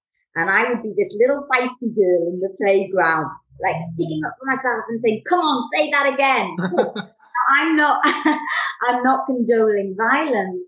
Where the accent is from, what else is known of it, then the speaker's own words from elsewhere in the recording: Newcastle upon Tyne, North East England, United Kingdom; now in London, United Kingdom; I was born and bred there in the 70s.